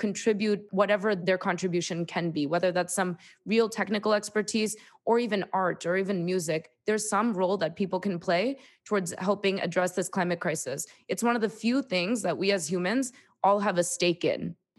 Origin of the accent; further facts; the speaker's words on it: New York, United States; And then I went to Columbia University. I'm from New York.